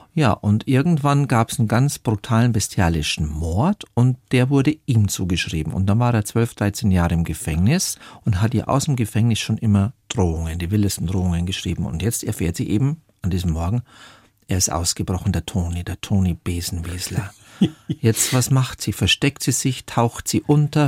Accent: Zwiesel, Bavaria, Germany; moved away; also born or lived in Munich; Meine Kindheit und Jugend im bayerischen Wald war geprägt von Demütigungen und Einsamkeit

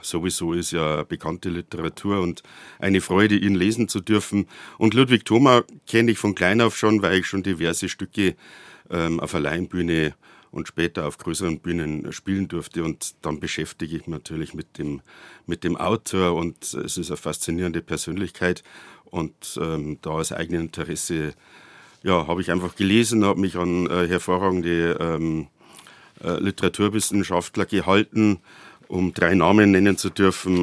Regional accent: Munich, Bavaria, Germany; now in Bad Tölz, Germany; neunzehnhundertneunundsechzig in München geboren, wasch echtes Münchner Kindl, bin ich ja stolz drauf

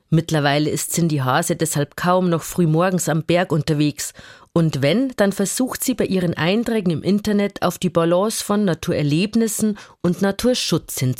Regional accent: Iraq; Ich komme aus dem Irak.

